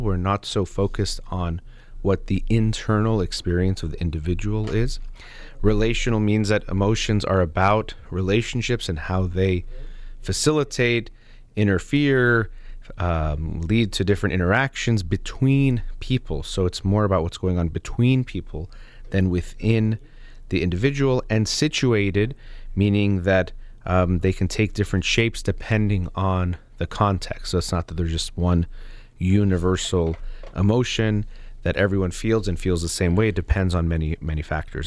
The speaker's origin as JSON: {"language": "English", "country": "United States", "said": "myself as an American"}